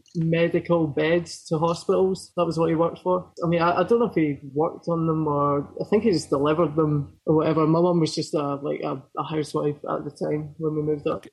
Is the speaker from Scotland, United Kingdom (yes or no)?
yes; Falkirk, Scotland, United Kingdom; also born or lived in Poole, Dorset, England; I grew up in a really small town called Falkirk, sort of halfway between Glasgow and Edinburgh